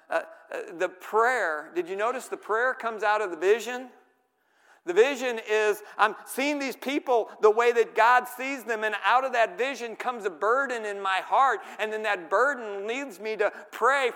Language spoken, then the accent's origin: English; St. Louis, Missouri, United States; I grew up in the city, okay? I grew up in St. Louis.